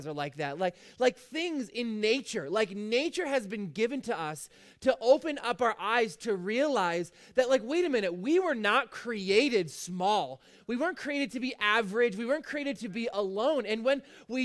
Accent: Fort Erie, Ontario, Canada; I've lived basically in Fort Erie my whole life.

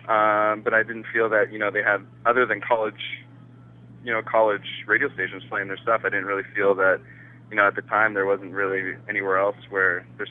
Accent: Canada; when people ask me, where are you from? And I'm like, Canada

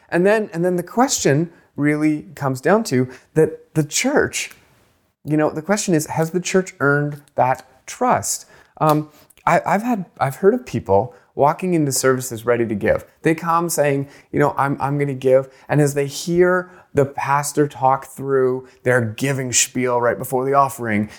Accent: Canada; I grew up poor in Canada

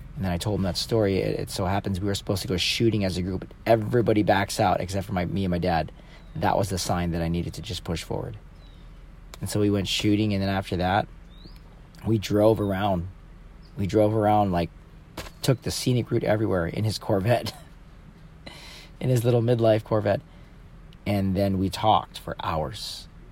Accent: San Clemente, California, United States; moved away; I moved back to my hometown 2 years ago

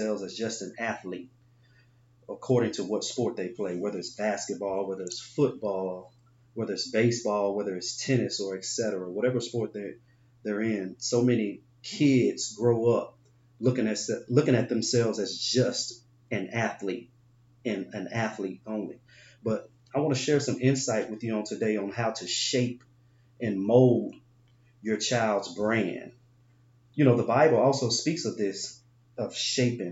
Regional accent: Binghamton, New York, United States; I grew up in Binghamton

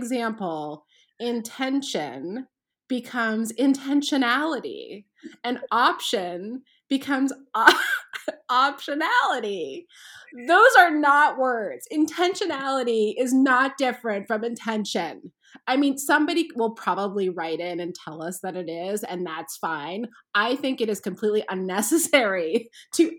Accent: Canada; moved away; I'm from Canada and my kids are constantly making fun of the way I say things like crayons

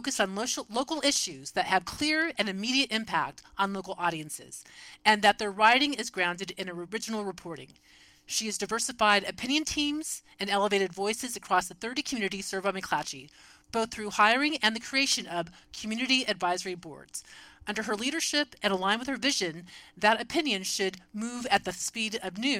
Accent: Sacramento, California, United States; my hometown newspaper, the Sacramento Bee

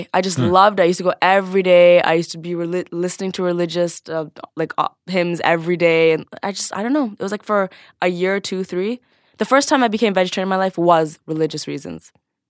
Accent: Scarborough, Ontario, Canada; So I was born and raised in Scarborough, which is a pretty ghetto little suburb in...

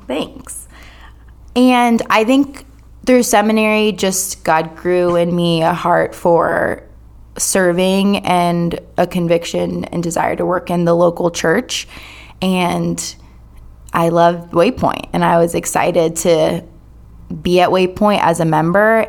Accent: Durham, North Carolina, United States; I am from Durham, born and raised here

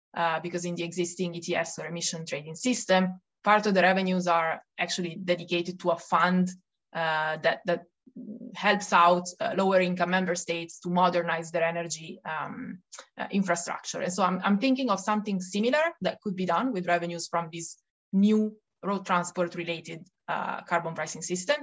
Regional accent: Italy; accent: Italian; English is a second language; moved away as an adult; also born or lived in Paris, France; now in Brussels, Belgium; as you can hear from my accent, uh, I'm Italian, uh, but I've now left Italy

